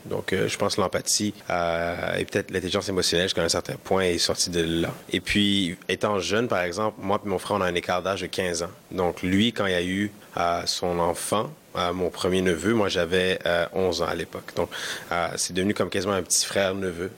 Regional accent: Montreal, Quebec, Canada; first language Kinyarwanda; French is a second language; also born or lived in Edmonton, Alberta; Je suis né à Montréal, d'origine rwandaise.

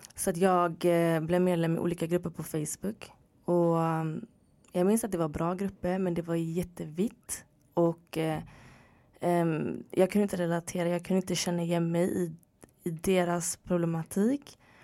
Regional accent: Gothenburg, Västra Götaland, Sweden; moved away as an adult; also born or lived in Örebro; now in Stockholm, Sweden; Född och uppvuxen i Göteborg

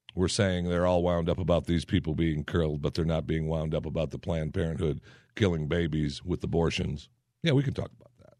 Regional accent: Saginaw, Michigan, United States; from Saginaw, Michigan, my hometown

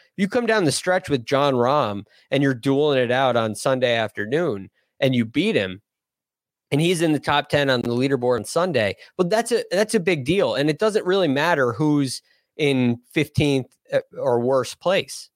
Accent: United States; being an American

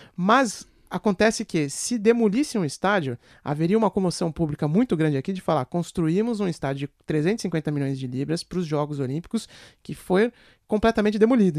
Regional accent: Brazil; accent: Brazilian; now in London, United Kingdom; Eu, com meu sotaque brasileiro

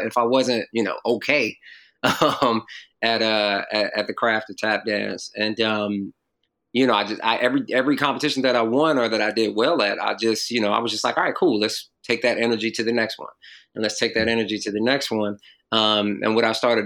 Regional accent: North Carolina, United States; also born or lived in Jamaica, Queens, New York; I moved to North Carolina when I was 6 from Jamaica, Queens, New York

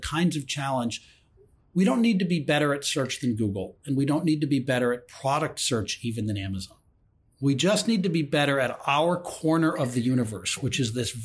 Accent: Ann Arbor, Michigan, United States; I grew up in Ann Arbor, Michigan, the largest football stadium in the United States.

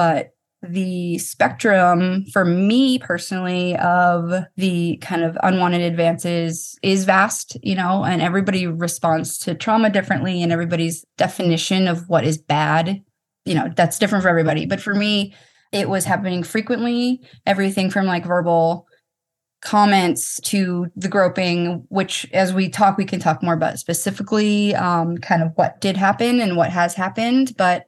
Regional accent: Boston, Massachusetts, United States; I was on the field. I'm from Boston. That was really super special too.

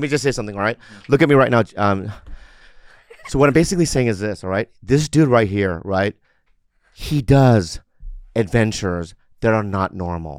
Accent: San Diego, California, United States; I grew up in San Diego.

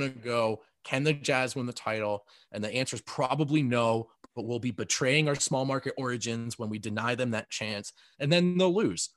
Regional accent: New Jersey, United States; I grew up in New Jersey.

